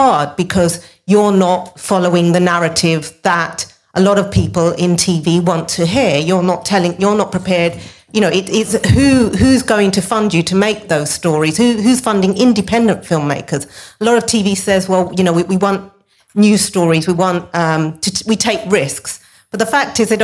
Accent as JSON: {"language": "English", "region": "London", "country": "United Kingdom", "tie": "born or raised there", "said": "I grew up in Newham"}